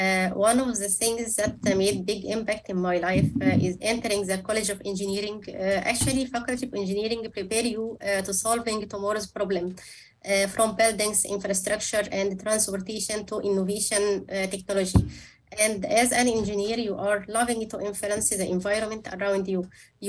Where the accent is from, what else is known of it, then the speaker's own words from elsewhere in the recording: Cairo, Cairo Governorate, Egypt; And Cairo is really a wonderful place. Egyptians are friendly, open to other cultures, and known for their good hospitality.